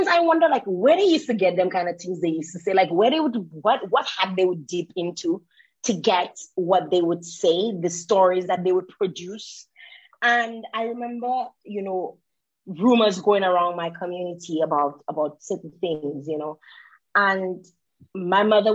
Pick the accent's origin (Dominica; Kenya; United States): Dominica; also born or lived in Canada; growing up in Dominica, and even being in Dominica